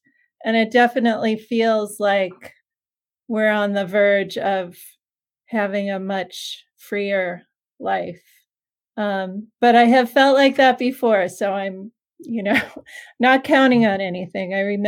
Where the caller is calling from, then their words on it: Hastings-on-Hudson, New York, United States; I'm calling from my house, which is in a little town called Hastings on Hudson, New York. It's just about 10 miles north of the Bronx, so just outside of New York City.